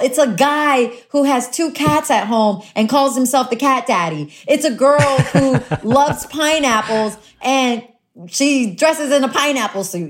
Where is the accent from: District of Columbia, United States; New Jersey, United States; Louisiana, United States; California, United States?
Louisiana, United States; New Orleans; also born or lived in Honduras; I'm from New Orleans. I I grew up in New Orleans. I was there since I was 2 years old.